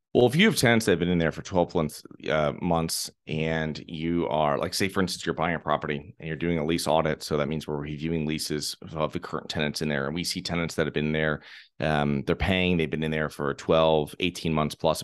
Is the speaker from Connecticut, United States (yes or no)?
yes; Connecticut, United States; moved away; I'm originally from Connecticut.